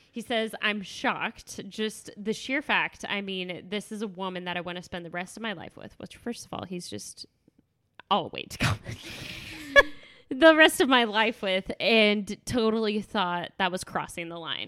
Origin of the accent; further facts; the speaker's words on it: the South, United States; I was raised in the South